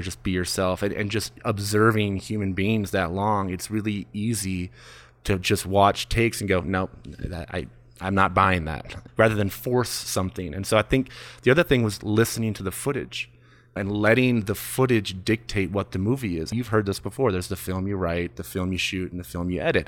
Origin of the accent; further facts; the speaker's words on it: Michigan, United States; also born or lived in Mount Washington, Los Angeles; now in Los Angeles, United States; I'm from Michigan